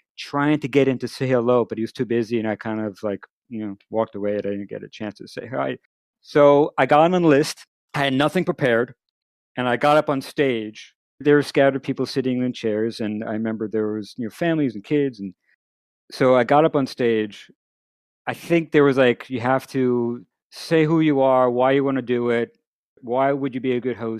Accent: Merrick, New York, United States; I grew up in Merrick.

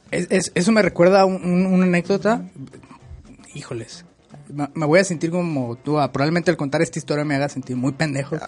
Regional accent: Mexico; soy otaku de México

